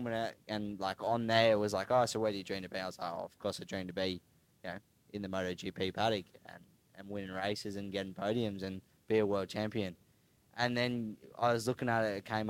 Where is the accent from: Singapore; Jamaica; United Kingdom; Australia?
Australia; Queensland; moved away as an adult; also born or lived in Darwin, Northern Territory; I was born in Queensland, grew up racing like flat track and dirt track with Husqvarna